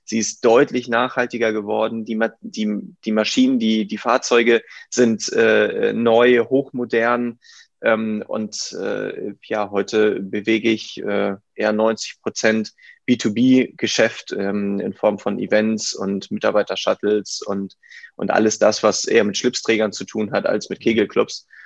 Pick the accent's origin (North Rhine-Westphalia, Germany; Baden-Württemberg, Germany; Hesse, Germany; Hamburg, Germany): Hamburg, Germany; also born or lived in United States; Ich bin äh, Hamburger bin hier groß geworden, ähm, habe die Möglichkeit bekommen, äh, in einem coolen Freundeskreis und Umkreis groß zu werden. Ähm, bin äh, in der 11. Klasse in die Staaten gegangen